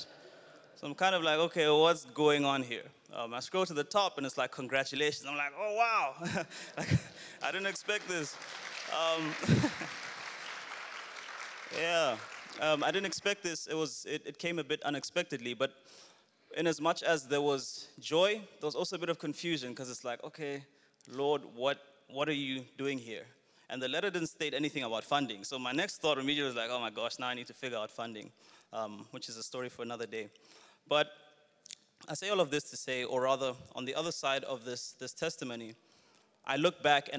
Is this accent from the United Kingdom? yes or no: no; Botswana; moved away as an adult; now in Johannesburg, South Africa; Originally, I'm Zambian, born and raised in Botswana, and then I moved to Johannesburg, to South Africa for studies and eventually for work